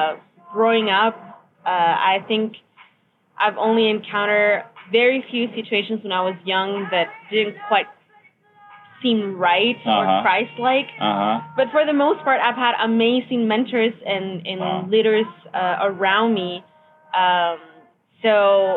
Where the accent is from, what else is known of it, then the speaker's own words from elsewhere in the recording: Mexico; I am from Mexico